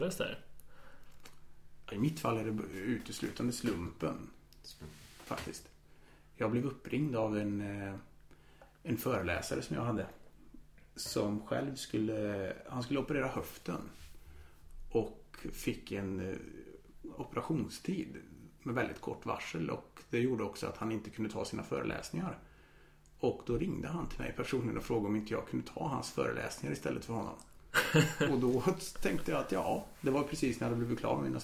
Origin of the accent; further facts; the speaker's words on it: Karlstad, Värmland, Sweden; also born or lived in Vienna, Austria; Wien. Flyttade till Sverige när jag var sju. Har bott här sedan dess. Är väl egentligen kan man säga Karlstad-kille från början. Jag har bott i Karlstad hela mitt vuxna liv förutom när jag pluggade utomlands.